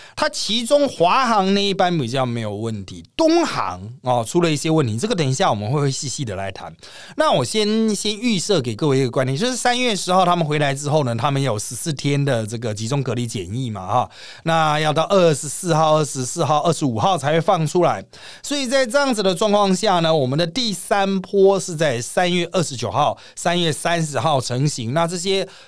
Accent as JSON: {"language": "Chinese", "country": "Taiwan", "said": "我们台湾人很会带风向"}